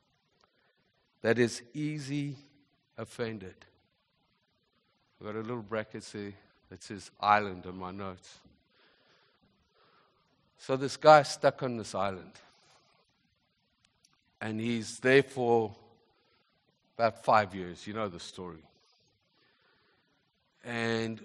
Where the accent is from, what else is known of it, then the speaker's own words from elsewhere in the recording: South Africa; also born or lived in Zimbabwe; now in Canada; I wasn't born in this nation, born in Zimbabwe, grew up in South Africa